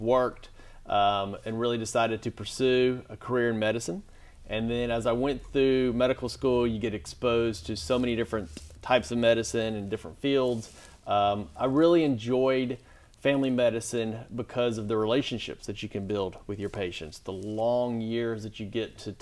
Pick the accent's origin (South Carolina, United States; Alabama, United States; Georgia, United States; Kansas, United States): Alabama, United States; Springville; I grew up in St. Clair County in small town of Springville.